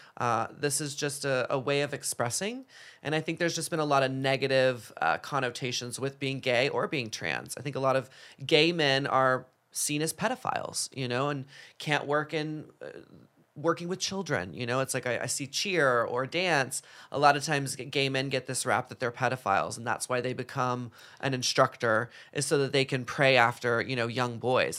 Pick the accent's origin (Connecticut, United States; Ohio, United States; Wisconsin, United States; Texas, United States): Texas, United States; Dallas; moved away; growing up in Dallas, Texas